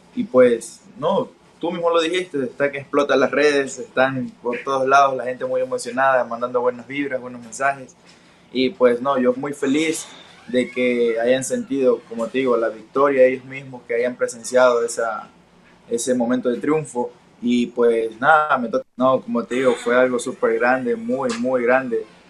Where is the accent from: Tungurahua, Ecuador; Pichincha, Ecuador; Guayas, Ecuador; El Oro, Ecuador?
El Oro, Ecuador; Pasaje; el centro de la ciudad, de donde nací